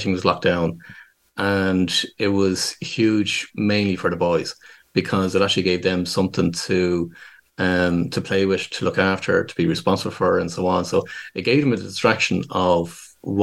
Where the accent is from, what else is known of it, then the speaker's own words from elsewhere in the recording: Dublin, Leinster, Ireland; I'm born and raised in Dublin in Ireland